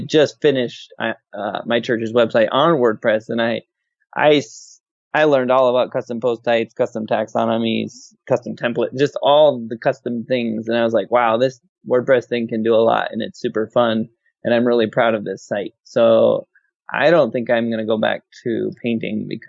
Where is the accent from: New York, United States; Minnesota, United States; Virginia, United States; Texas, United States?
Minnesota, United States; moved away as an adult; now in North Carolina, United States; I grew up in Minnesota